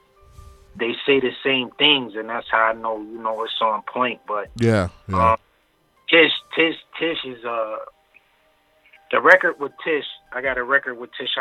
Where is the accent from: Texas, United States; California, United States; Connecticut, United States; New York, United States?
New York, United States; Buffalo; I'm from Buffalo, New York.